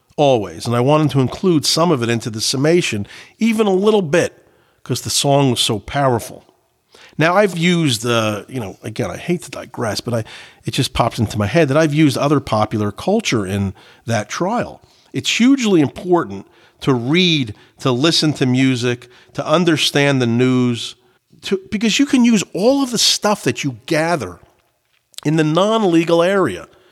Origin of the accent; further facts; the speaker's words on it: New Jersey, United States; I grew up in Jersey